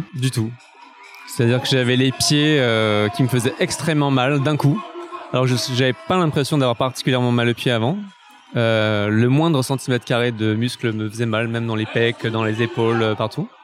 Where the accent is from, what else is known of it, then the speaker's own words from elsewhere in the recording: Paris, Île-de-France, France; en tant que Parisien